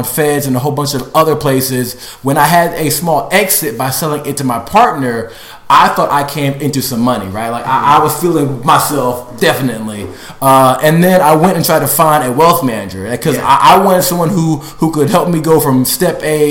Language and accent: English; Maryland, United States; I am from Maryland, so I was born and raised there